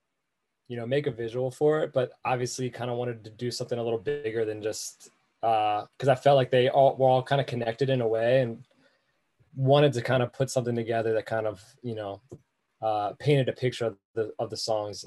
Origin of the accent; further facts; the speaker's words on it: Baltimore, Maryland, United States; growing up in Baltimore